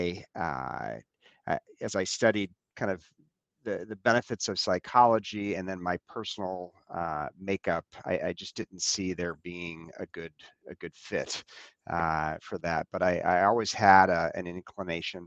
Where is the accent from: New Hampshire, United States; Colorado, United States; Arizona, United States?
Arizona, United States; Scottsdale; moved away as an adult; also born or lived in Evanston, Illinois; now in Wheaton, United States; I was actually born in Evanston, but my family quickly thereafter moved to Scottsdale, Arizona, and that is where I grew up.